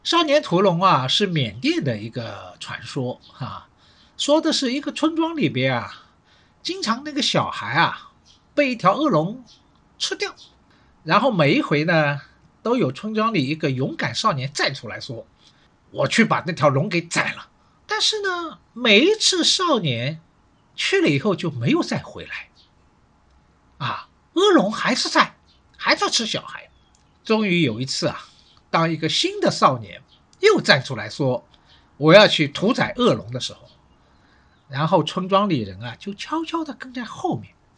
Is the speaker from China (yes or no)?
yes; Shanghai, China; 我是上海人，所以呢，对城市这一块呢，好像也特别有感觉